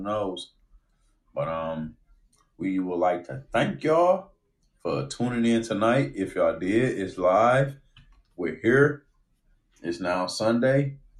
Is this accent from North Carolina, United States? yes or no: no; Detroit, Michigan, United States; We're from Detroit.